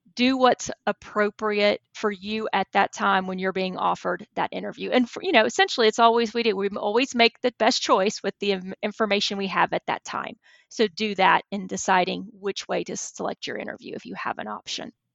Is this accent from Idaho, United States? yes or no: no; Texas, United States; moved away as an adult; now in Alabama, United States; I grew up in Texas